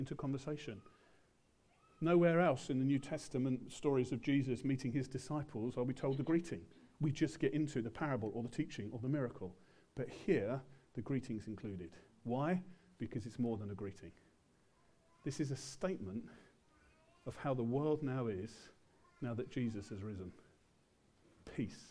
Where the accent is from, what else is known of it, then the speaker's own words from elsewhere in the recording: England, United Kingdom; we're English.